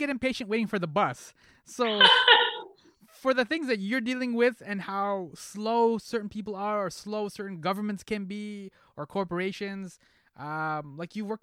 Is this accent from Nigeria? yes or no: no; Egypt; I'm from Egypt